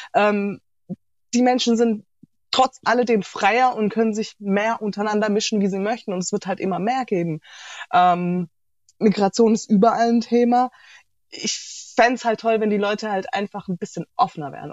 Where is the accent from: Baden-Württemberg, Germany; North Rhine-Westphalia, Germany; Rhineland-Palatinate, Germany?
Baden-Württemberg, Germany; Heilbronn; also born or lived in Sri Lanka; Tatsächlich aus Heilbronn